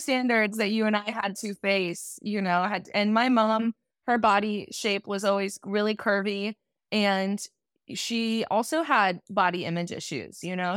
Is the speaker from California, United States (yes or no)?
yes; Garden Grove, California, United States; moved away as an adult; now in Los Angeles, United States; I'm actually from a small town in Orange County. I guess it's not that small, but it's called Garden Grove. Went to Garden Grove High School